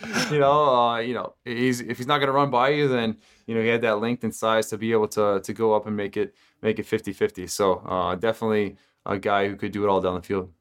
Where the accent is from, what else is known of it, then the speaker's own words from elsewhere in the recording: Texas, United States; I grew up in Texas